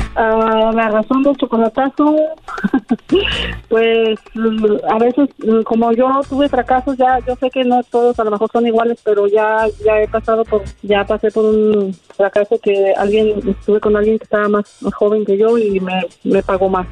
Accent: San Luis Potosí, Mexico; yo soy de San Luis también

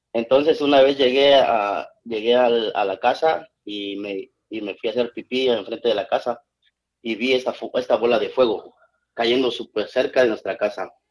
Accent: San Lorenzo Cacaotepec, Etla, Oaxaca, Mexico; moved away; Cuando estaba chiquito en mi, pueblo, vengo de un pueblo de Oaxaca

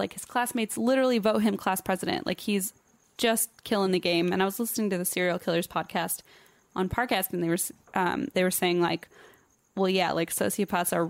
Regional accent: Germany; English is a second language; moved away; it's not my first language.

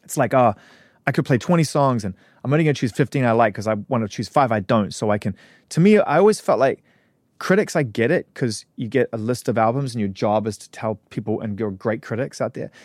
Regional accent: New Zealand; moved away as an adult; also born or lived in United Kingdom; I was from New Zealand.

